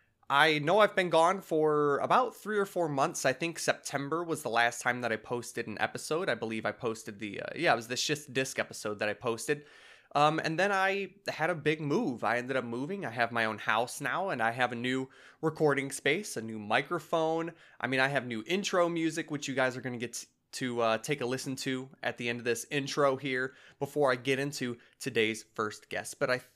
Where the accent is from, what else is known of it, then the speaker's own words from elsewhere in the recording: Michigan, United States; I'm from Southeast Michigan.